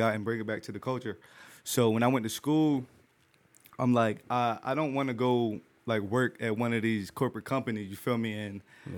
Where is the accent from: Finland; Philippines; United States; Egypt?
United States; Trenton, New Jersey; I come from Trenton.